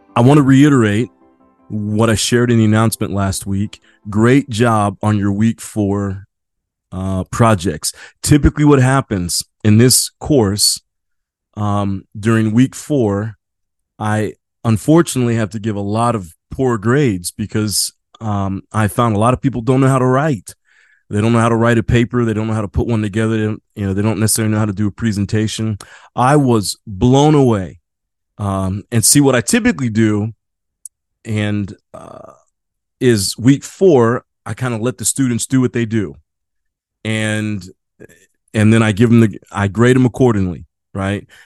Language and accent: English; Midwest, United States; now in San Diego, United States; living in San Diego, I'm from the Midwest